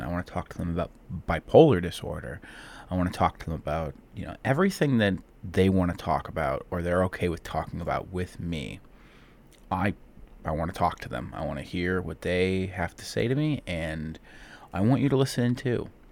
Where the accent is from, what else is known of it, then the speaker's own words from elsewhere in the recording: Cleveland, Ohio, United States; I'm from Cleveland, Ohio